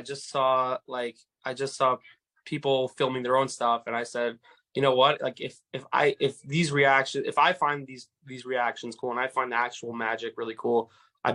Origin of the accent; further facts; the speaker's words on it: New York City, New York, United States; I'm from Far Rockaway, New York